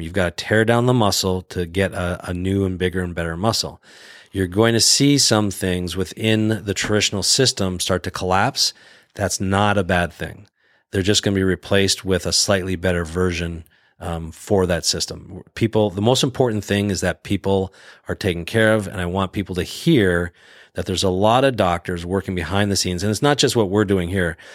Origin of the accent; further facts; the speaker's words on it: Canada; moved away as an adult; now in United States; I grew up in the Canadian healthcare system